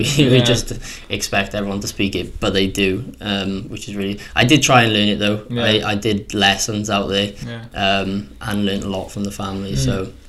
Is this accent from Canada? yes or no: no; Bridgend, Wales, United Kingdom; also born or lived in Italy; I'm from Bridgend, Wales. I'm representing Bridgend. And I've got my own business. I've lived in Italy for a bit, and I'm currently living at home